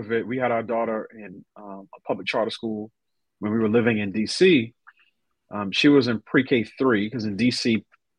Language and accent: English; New York City, New York, United States; I grew up in New York City, went to public schools all but for 2 years of my sort of formal K through 12 education